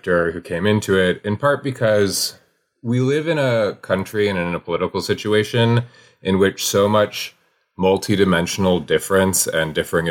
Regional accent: Wyoming, United States; I grew up in Wyoming

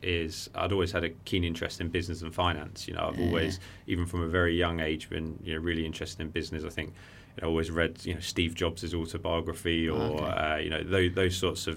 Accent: Worthing, South East England, United Kingdom; I grew up in Worthing

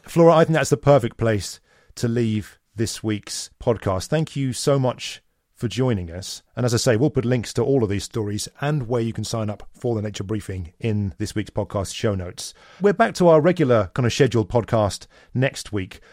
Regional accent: Canada; speaking as a Canadian

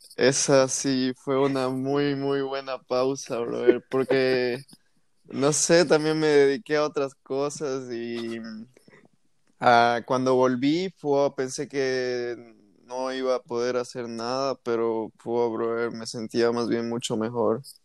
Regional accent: La Paz, Bolivia; yo nací en La Paz

